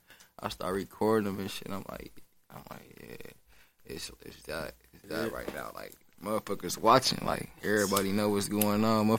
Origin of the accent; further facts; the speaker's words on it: Milwaukee, Wisconsin, United States; Shit, I'm from Milwaukee. I just turned 24 this year.